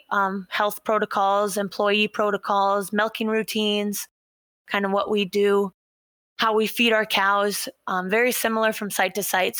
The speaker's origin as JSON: {"language": "English", "town": "Sauk Centre", "region": "Minnesota", "country": "United States", "tie": "born or raised there", "also_born_or_lived": "Iowa"}